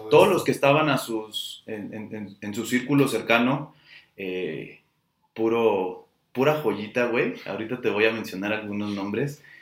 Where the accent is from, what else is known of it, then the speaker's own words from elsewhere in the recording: Guadalajara, Jalisco, Mexico; los que somos tapatíos